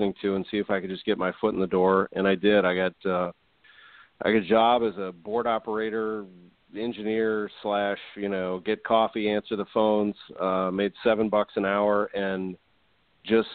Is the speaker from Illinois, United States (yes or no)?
no; St. Louis, Missouri, United States; also born or lived in Indiana; growing up in St. Louis